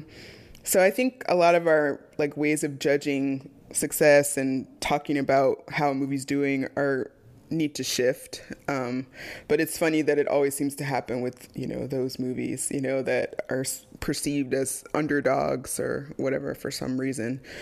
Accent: Dayton, Ohio, United States; We grew up in Dayton, Ohio, not Sandusky

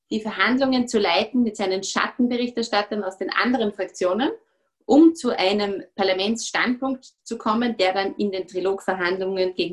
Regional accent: Austria; natürlich bis zu einem gewissen Grad als Österreicher

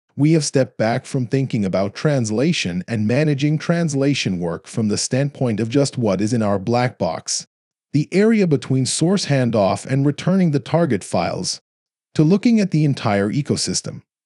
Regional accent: Texas, United States; also born or lived in South Korea; Dell was in my hometown

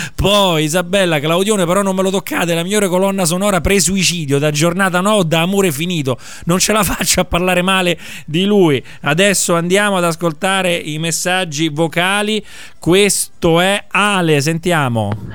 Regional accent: Rome, Lazio, Italy; io sono di Montesacro

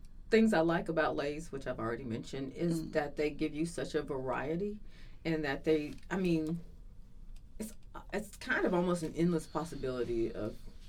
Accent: the South, United States; I'm from the South

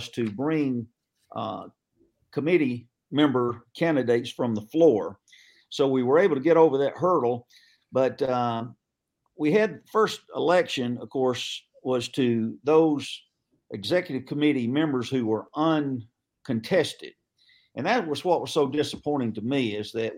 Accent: Cobb County, Georgia, United States; also born or lived in North Fulton, Georgia / South Forsyth County, Georgia; I'm from Cobb originally

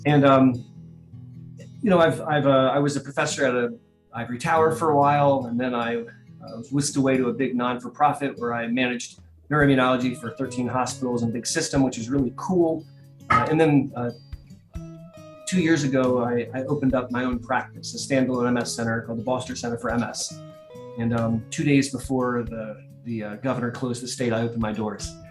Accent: Columbus, Ohio, United States; I am a native of sunny Columbus, Ohio

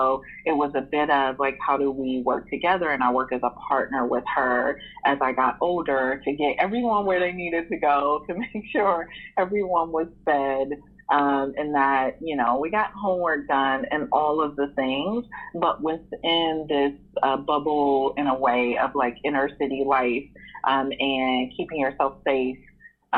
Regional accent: Cleveland, Ohio, United States; I grew up in Cleveland, Ohio

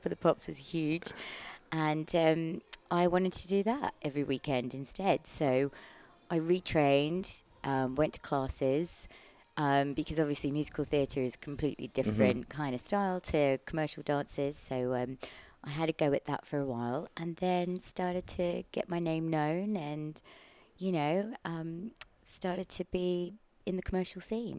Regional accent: Australia; moved away as an adult; also born or lived in London; now in United Kingdom; And I'm from Australia, so I did all my training in Australia

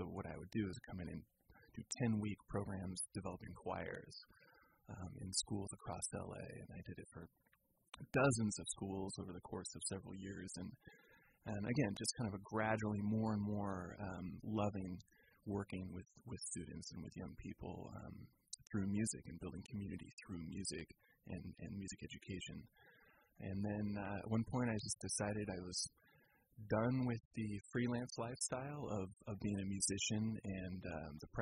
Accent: La Grande, Oregon, United States; moved away as an adult; also born or lived in California / Colorado; now in Petaluma, United States; I'm a native of Oregon, although I was born in California, but I grew up in Oregon in a small town in northeast Oregon in the Blue Mountains called La Grande

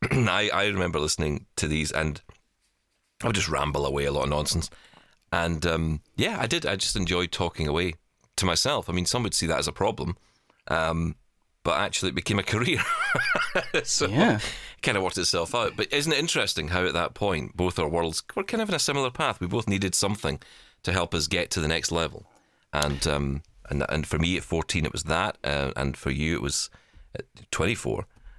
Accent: Glasgow, Scotland, United Kingdom; You know, growing up in East End of Glasgow, you know, I don't have that accent that came with it, because I just wasn't in it, really.

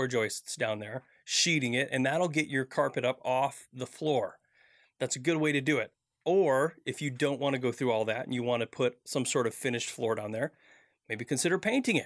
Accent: Midwest, United States; I grew up in the Midwest

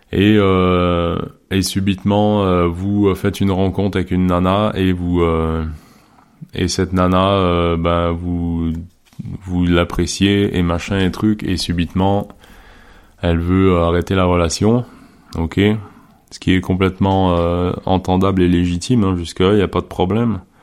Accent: Quebec, Canada; j'ai grandi au Québec

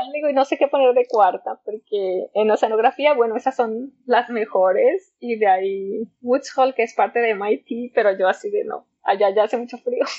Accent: Zacatecas, Mexico; moved away as an adult; also born or lived in Liverpool; now in Ecuador; yo soy de Zacatecas, lo cual es en la alta montaña en el centro de México

